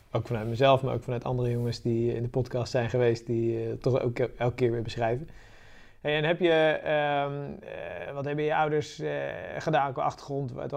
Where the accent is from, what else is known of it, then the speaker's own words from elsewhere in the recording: Sassenheim, South Holland, Netherlands; now in Moerkapelle, Netherlands; Ik ben opgegroeid in de Boddenstreek in Sassenheim.